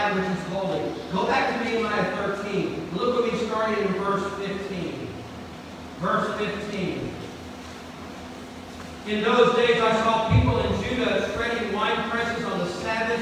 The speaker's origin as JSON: {"language": "English", "region": "North Louisiana", "country": "United States", "tie": "born or raised there", "said": "growing up in North Louisiana"}